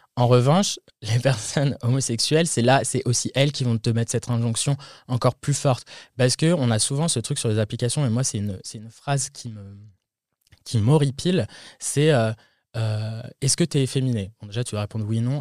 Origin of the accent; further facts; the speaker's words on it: France; moved away as an adult; now in United States; en tant que Français